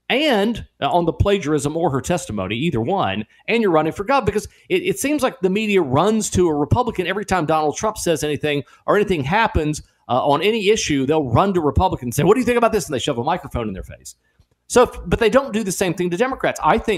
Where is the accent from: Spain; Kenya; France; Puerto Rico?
Puerto Rico; also born or lived in Mexican border; I was raised in Puerto Rico and the Mexican border, and much of my childhood formative years were spent that way.